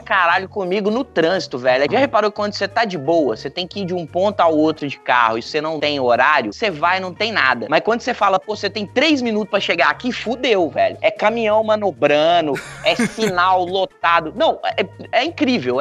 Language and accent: Portuguese; Rio de Janeiro, Brazil; eu sou do Rio de Janeiro